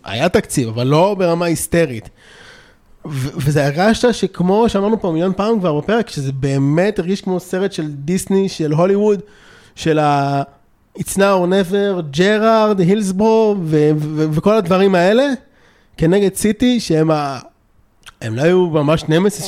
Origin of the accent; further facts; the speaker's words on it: Israel; גם אני בעצמי ישראלי